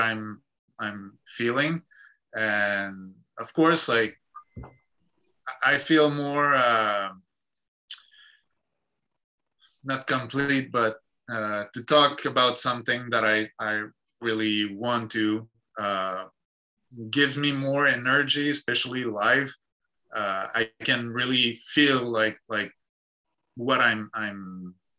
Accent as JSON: {"language": "English", "region": "Quebec", "country": "Canada", "second_language": "English", "said": "that's who we are, that's where we come from"}